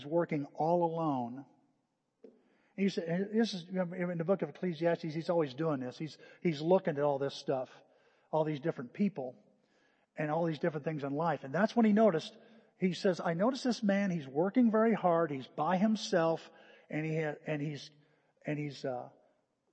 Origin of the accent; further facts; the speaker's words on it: United States; We're an American. A lot of American in us